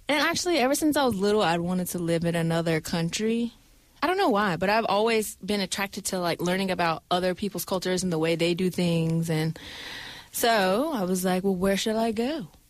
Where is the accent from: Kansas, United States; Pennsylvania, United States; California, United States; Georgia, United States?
Georgia, United States; Atlanta; moved away as an adult; also born or lived in Kankakee, Illinois; now in South Korea; I was born in Kankakee, Illinois, but I was raised in Atlanta, Georgia.